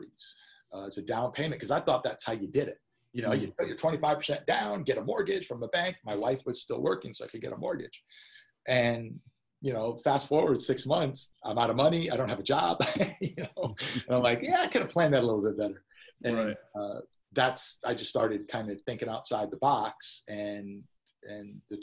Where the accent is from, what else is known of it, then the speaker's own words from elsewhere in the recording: Portland, Connecticut, United States; moved away as an adult; also born or lived in Los Angeles, California; I grew up in Portland, Connecticut